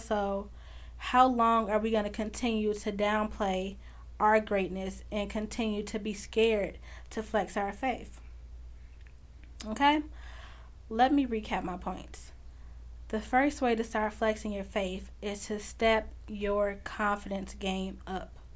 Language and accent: English; Chicago, Illinois, United States; I'm from Chicago, and I'm from a really big family